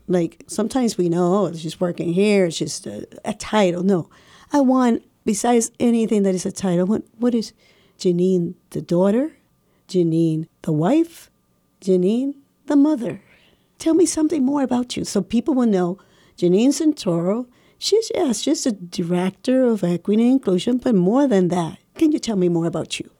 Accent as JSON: {"language": "English", "country": "Puerto Rico", "moved": "yes", "said": "I'm from Puerto Rico"}